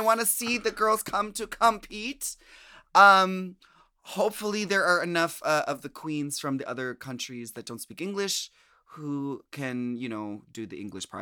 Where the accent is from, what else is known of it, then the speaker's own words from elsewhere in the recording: United States; we as American queens